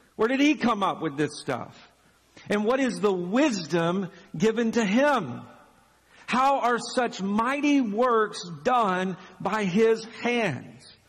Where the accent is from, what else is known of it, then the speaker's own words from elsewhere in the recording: Chapel Hill, Tennessee, United States; moved away as an adult; also born or lived in Birmingham, Alabama; now in Lexington, United States; one of the churches that I grew up uh, in, in Chapel Hill, Tennessee